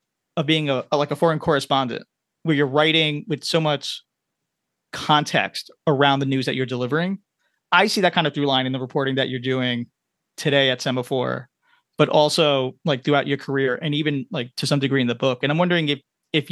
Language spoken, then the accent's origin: English; New York City, New York, United States; also born or lived in Manhattan, New York; grew up in Queens and moved to upstate Manhattan